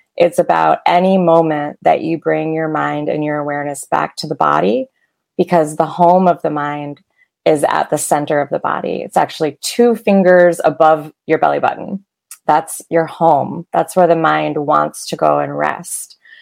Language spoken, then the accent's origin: English; outside of Detroit, Michigan, United States; I grew up in Michigan